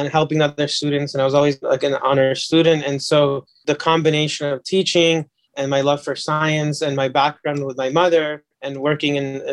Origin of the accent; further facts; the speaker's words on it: Los Angeles, California, United States; I was born and raised and grew up in Los Angeles and I haven't really ever left.